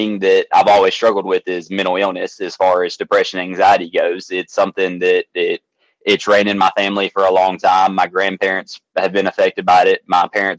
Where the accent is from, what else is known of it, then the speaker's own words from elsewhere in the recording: Athens, Alabama, United States; I'm born and raised in Athens, Alabama, where it's a little small town in North Alabama